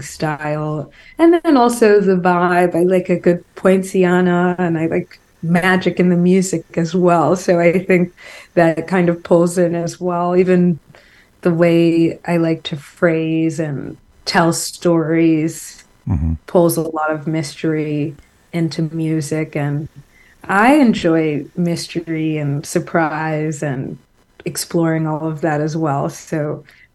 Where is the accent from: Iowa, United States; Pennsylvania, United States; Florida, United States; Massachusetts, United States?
Massachusetts, United States; Marblehead; moved away as an adult; now in New York, United States; where I grew up in Marblehead, Massachusetts